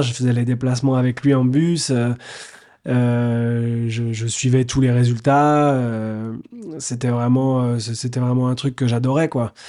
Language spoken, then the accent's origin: French; Nantes, Pays de la Loire, France; moved away; j'étais nantais à l'époque, parce que je suis né à Nantes